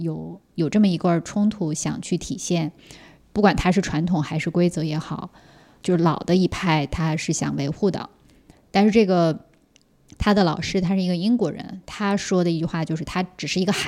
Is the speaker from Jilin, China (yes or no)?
yes; Siping, Jilin, China; 四平呀，我在四平出生的。